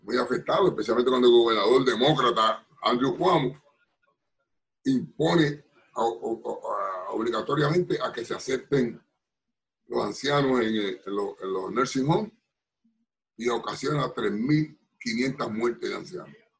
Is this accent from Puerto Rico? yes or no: yes; Bayamón, Puerto Rico; moved away as an adult; now in Bronx, United States; yo soy puertorriqueño, nacido y criado en Bayamón